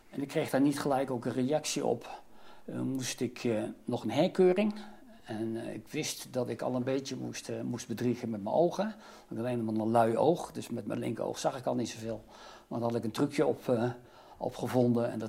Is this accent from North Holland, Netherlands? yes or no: no; The Hague, South Holland, Netherlands; Ik ben geboren getogen in Den Haag, opgegroeid in de Schilderswijk.